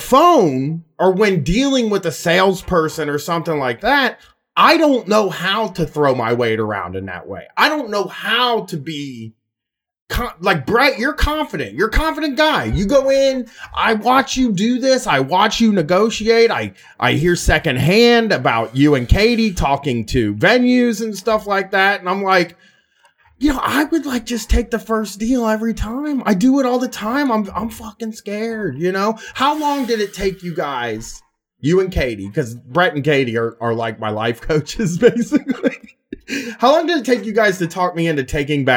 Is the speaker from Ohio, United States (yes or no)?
yes; Columbus, Ohio, United States; I'm from South End people